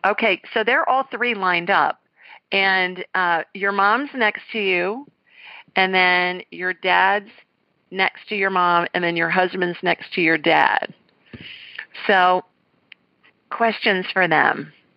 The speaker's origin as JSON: {"language": "English", "town": "Columbus", "region": "Ohio", "country": "United States", "said": "I'm from Columbus, Ohio, and I, and I graduated from the Ohio State University"}